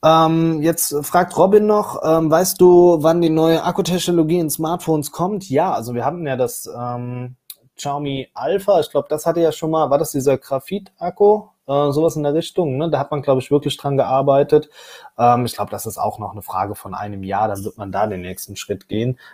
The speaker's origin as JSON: {"language": "German", "country": "Germany", "said": "bei uns in Deutschland"}